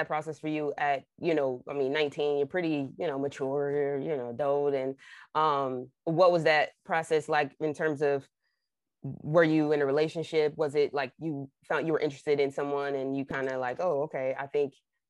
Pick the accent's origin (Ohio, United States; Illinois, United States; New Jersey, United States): New Jersey, United States; Trenton; now in Los Angeles, United States; I'm from Trenton, New Jersey.